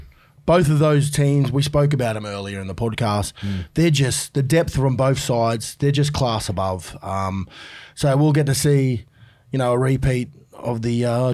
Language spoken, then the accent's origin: English; Australia; I'm an Aussie.